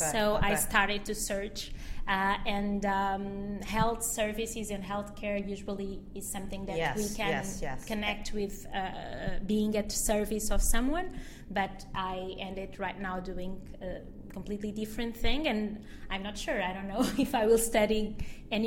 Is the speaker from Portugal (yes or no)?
yes; Portugal; Mozambique, which is the country where my parents were born, where my whole family was born, and I was born in Portugal.